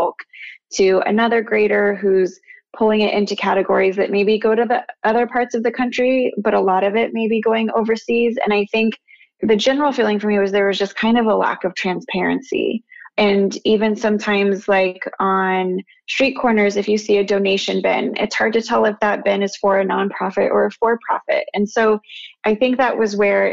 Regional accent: Albuquerque, New Mexico, United States; moved away as an adult; also born or lived in Phoenix, Arizona; now in New York, United States; I grew up in Albuquerque, New Mexico, very different from New York

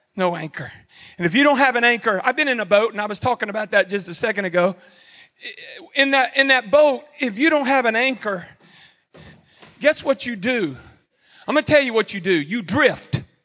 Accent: Houston, Texas, United States; also born or lived in Cleveland, Texas; growing up in Texas, I grew up, I was born and raised in Houston, lived in Cleveland.

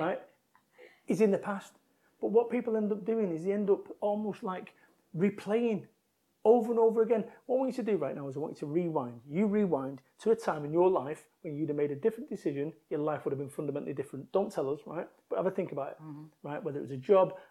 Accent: Salford, North West England, United Kingdom; moved away as an adult; I moved from Manchester, my home of 21 years

